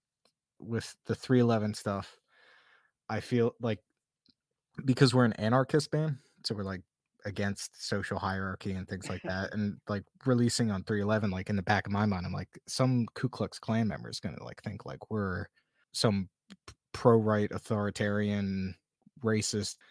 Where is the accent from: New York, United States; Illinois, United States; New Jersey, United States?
New Jersey, United States; Atlantic City; I grew up like right outside Atlantic City